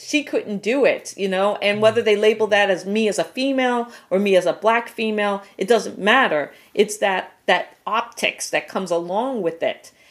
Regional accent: Guam; moved away; I was born on Guam

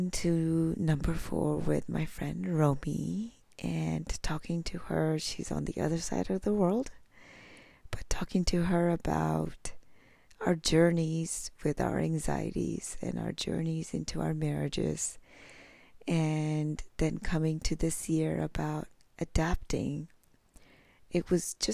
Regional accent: India; moved away; I was born in India

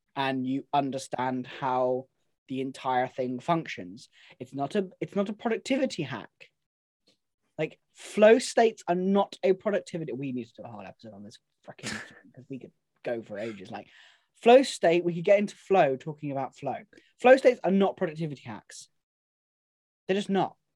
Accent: Devon, South West England, United Kingdom; I am from Devon. I'm allowed to speak like

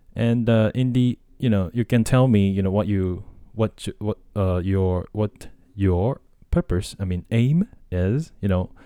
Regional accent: Tokyo, Japan; English is a second language; also born or lived in United States; I was born and raised in Japan. I grew up in Japan. Uh, I'm, like, hundred percent Japanese, um, and, uh, yeah, from Tokyo

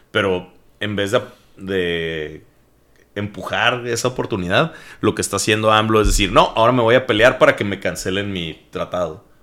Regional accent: Mexico

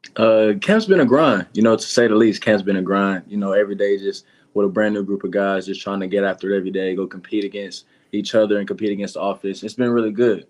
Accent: Atlanta, Georgia, United States; I'm from Atlanta too

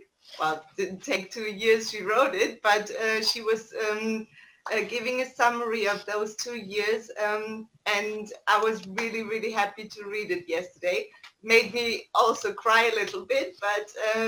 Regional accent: East Germany, Germany; I'm from Germany, my parents were living in East Germany at that time

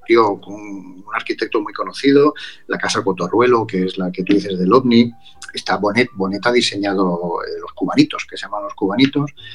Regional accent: Barcelona, Catalonia, Spain; moved away; yo, nací en Barcelona, yo soy de Barcelona

